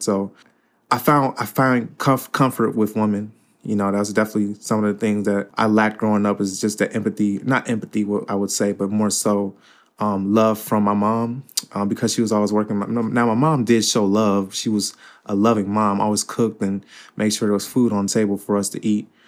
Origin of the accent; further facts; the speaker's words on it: Cincinnati, Ohio, United States; also born or lived in Fort Wayne, Indiana; I live in Cincinnati all my life